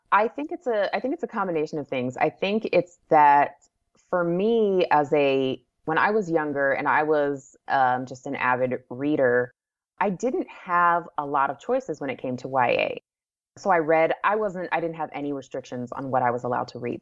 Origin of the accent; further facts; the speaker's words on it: Anchorage, Alaska, United States; moved away as an adult; also born or lived in Wichita, Kansas; now in San Antonio, United States; I moved to Anchorage. We were there from the time I was about three until, you know, m, many, many years later when I got married and moved away. So, yeah, so I grew up there